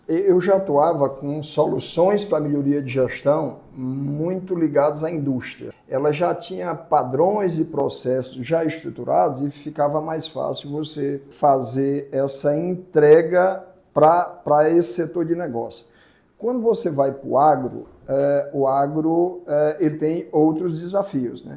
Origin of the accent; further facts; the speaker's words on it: Fortaleza, Ceará, Brazil; moved away; also born or lived in Mato Grosso; eu sou cearense, né? eu, sou, eu sou nascido no interior do Ceará, mas muito novo fui morar em Fortaleza